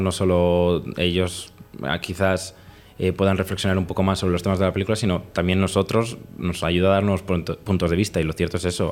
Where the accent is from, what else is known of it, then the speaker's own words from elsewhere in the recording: Spain; nosotros no somos de la capital, no somos de Madrid